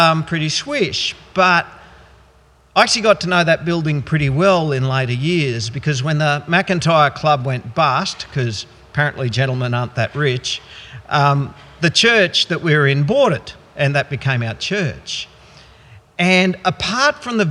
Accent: Goondiwindi, Queensland, Australia; I grew up in the Gundawindi district

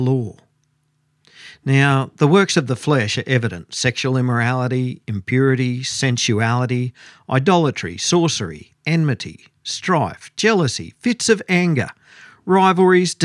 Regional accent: Goondiwindi, Queensland, Australia; my hometown's Gundawindi, and we lived about half an hour out of town

